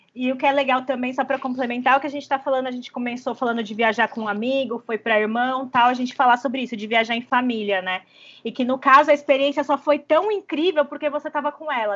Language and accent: Portuguese; Batatais, São Paulo, Brazil; moved away as an adult; now in São Paulo, Brazil; a gente vem de uma longa era da juventude batataense, entendeu? A gente é de uma cidade a 400 quilômetros mais ou menos de São Paulo, no interior